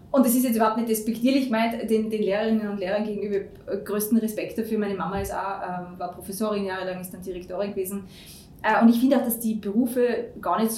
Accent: Tyrol, Austria; moved away as an adult; also bin von Tirol, bin eine Tirolerin, äh, wie man doch noch hört.

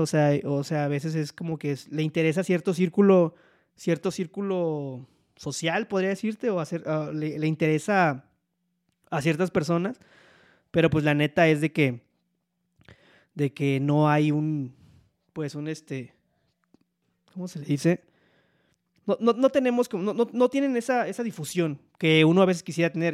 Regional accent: Poza Rica, Veracruz, Mexico; accent: hablo cantado; people say he sounds norteño; moved away as an adult; now in Mexico City, Mexico; soy oriundo de Poza Rica, Veracruz, pero resido en la Ciudad de México

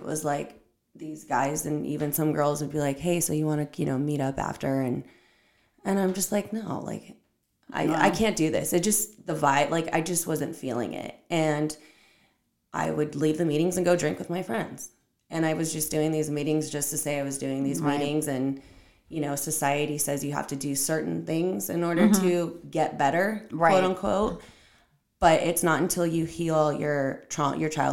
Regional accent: Orange County, California, United States; also born or lived in Downey, California; I'm from Orange County

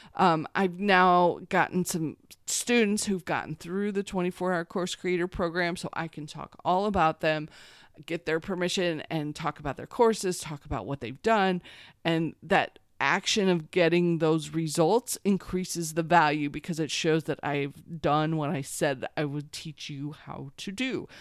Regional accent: Missouri, United States; I grew up in Missouri

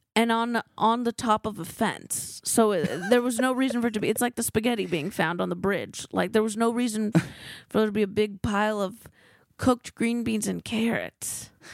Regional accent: California, United States; I'm from California.

